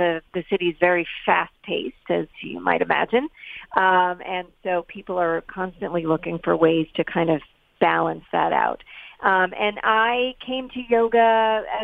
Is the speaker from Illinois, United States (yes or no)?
no; New York City, New York, United States; also born or lived in East Hampton, New York; I grew up in New York City